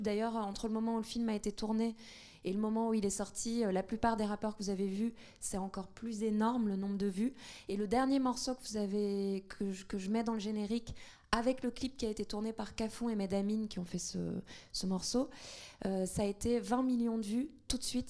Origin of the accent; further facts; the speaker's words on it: Tunisia; now in France; le fait de vivre en France, de, enfin, moi, je suis tunisienne